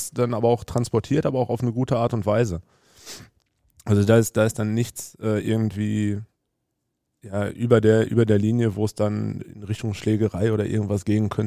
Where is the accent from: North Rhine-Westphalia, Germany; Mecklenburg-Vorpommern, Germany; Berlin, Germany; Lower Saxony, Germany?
North Rhine-Westphalia, Germany; Huckarde; Ich bin ja in Huckade aufgewachsen.